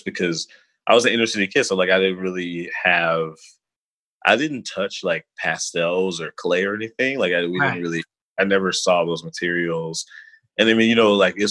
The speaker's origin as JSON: {"language": "English", "town": "Chicago", "region": "Illinois", "country": "United States", "tie": "born or raised there", "also_born_or_lived": "Albany, New York", "moved": "as an adult", "lives_now": "Brooklyn, United States", "said": "I sort of grew up as like a typical inner city kid on the west side of Chicago"}